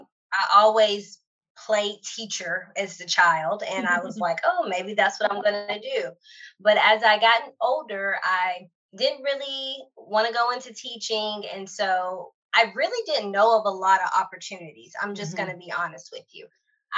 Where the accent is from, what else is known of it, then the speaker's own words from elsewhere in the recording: Ohatchee, Alabama, United States; I am from small town America. I am from Ohatchee, Alabama.